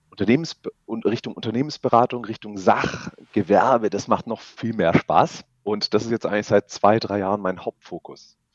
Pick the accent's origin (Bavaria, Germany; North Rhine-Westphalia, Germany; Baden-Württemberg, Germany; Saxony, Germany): Baden-Württemberg, Germany; Stuttgart; now in Augsburg, Germany; ich komme aus Augsburg, beziehungsweise ursprünglich aus Stuttgart